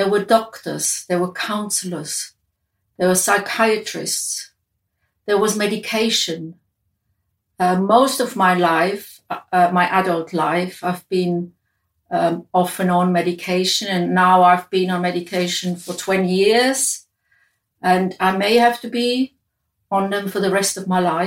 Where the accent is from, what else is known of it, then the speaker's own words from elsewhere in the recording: Switzerland; moved away as an adult; where I grew up in Switzerland